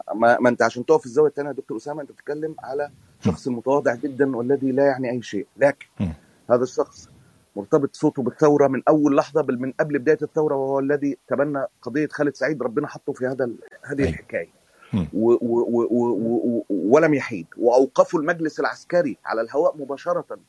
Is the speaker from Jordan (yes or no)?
no; Egypt; moved away as an adult; انا خرجت من مصر